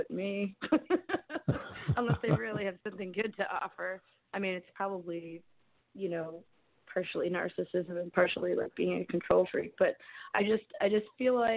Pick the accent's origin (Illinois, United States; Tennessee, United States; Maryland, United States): Maryland, United States; Columbia; I grew up in Columbia, Maryland, which is like between Baltimore and D.C.